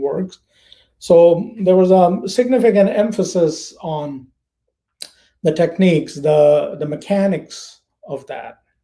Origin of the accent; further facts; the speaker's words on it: India; moved away as an adult; also born or lived in United States; now in Florida, United States; I am from India. I was born, raised, educated there. I have been in the United States since 2002